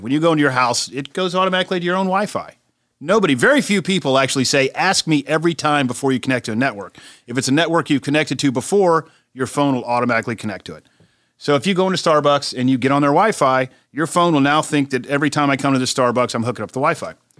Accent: South Carolina, United States; my home state of South Carolina

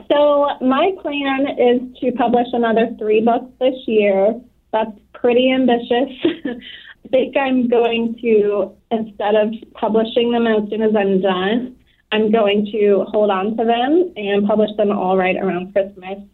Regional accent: Florida, United States; moved away as an adult; I'm from Florida and I ended up marrying into the military

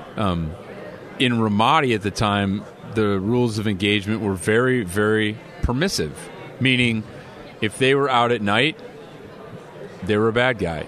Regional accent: Illinois, United States; now in California, United States; as a California resident now, um, you know, my home state was Illinois

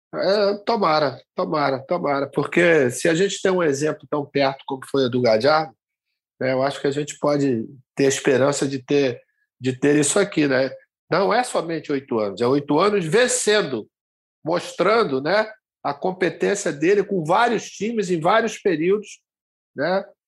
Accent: João Pessoa, Paraíba, Brazil; moved away; eu estou fazendo com vocês aqui diretamente da minha terra, de João Pessoa

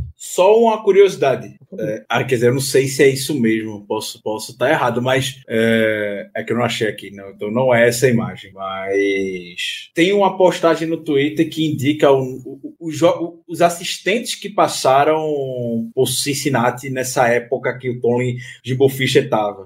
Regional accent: Recife, Pernambuco, Brazil; minha terra, para Recife

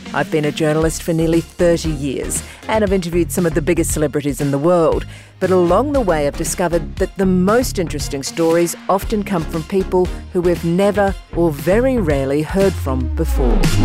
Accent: Brisbane, Queensland, Australia; being from Brisbane

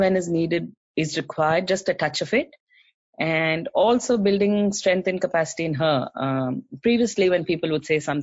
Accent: South India, India; now in Australia; So we are from South India. We speak Tamil at home.

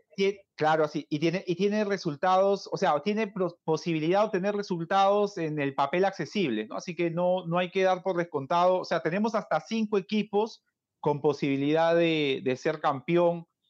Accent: Peru; como peruano y aliancista

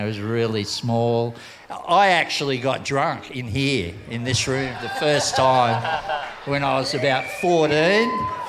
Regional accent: Sydney, New South Wales, Australia; moved away as an adult; also born or lived in Tahiti / Kauai; Bondi, I was just there from go. I was born in Bondi. Great place to grow up. In those days, it wasn't as it is now, real yuppie. It was a hard kind of place to grow up in.

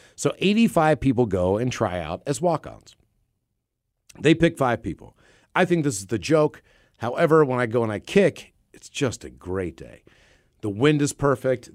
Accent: West Virginia, United States; my hometown school of West Virginia

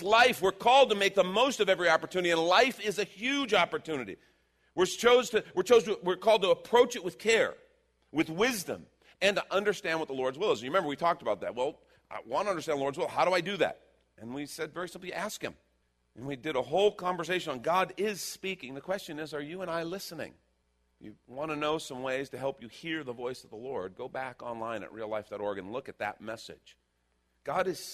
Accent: Texas, United States; We're from Texas

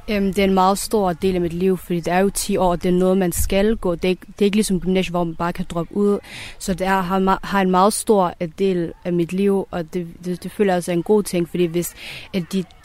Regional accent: Denmark; jeg er jo født og opvokset i Danmark, men jeg, mine forældres rødder og min, min egen rødder, de er et andet sted, og det er Afghanistan.

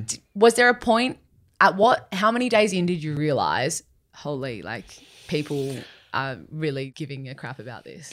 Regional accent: Sydney, New South Wales, Australia; I'm born and raised in Sydney myself

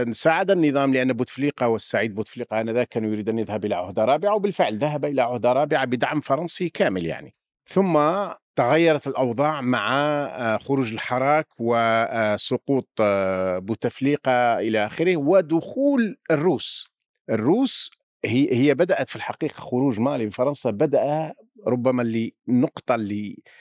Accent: Algeria; يؤلمنا كجزائريين

